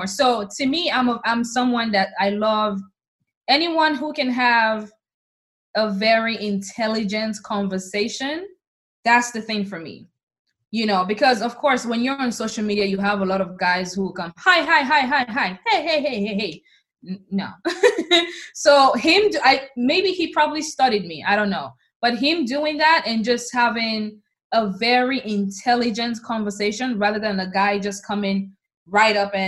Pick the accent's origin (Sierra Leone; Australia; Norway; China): Sierra Leone; moved away as an adult; now in United States; when you growing up in Africa, you just know you're Black